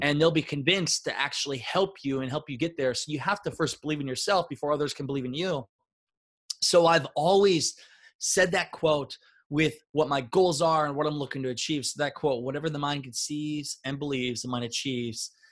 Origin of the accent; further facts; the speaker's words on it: Northeast Iowa, United States; I grew up in Northeast Iowa